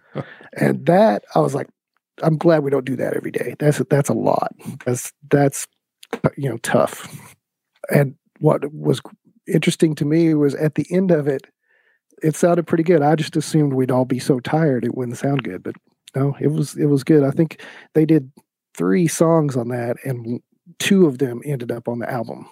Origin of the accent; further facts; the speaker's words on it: East Tennessee, United States; I started out getting a music degree at ETSU because I'm from East Tennessee